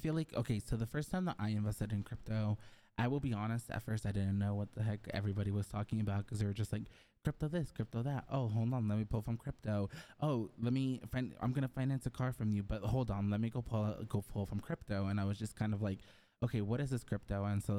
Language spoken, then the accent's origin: English; Mexico; So I was born in Mexico, but then I moved to the countryside. So I basically lived in the countryside.